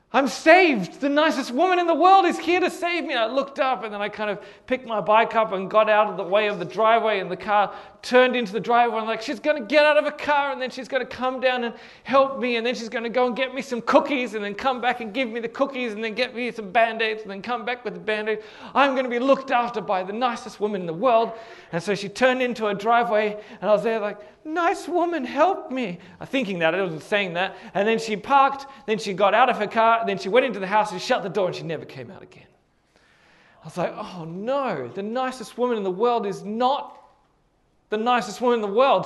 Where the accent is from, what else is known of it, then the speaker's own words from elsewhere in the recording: Hornsby, New South Wales, Australia; from my house where I grew up in Hornsby